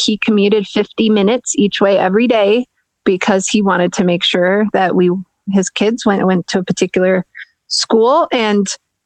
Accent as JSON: {"language": "English", "region": "Minnesota", "country": "United States", "tie": "born or raised there", "said": "I grew up in Minnesota"}